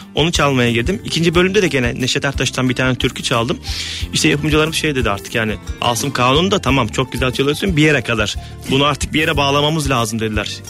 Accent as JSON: {"language": "Turkish", "town": "Elazığ", "region": "Elazığ Province", "country": "Turkey", "said": "Ben Elazığlıyım"}